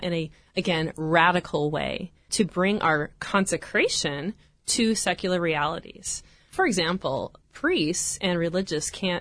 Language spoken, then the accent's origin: English; Nebraska, United States; moved away as an adult; now in Orange, United States; I'm originally from Nebraska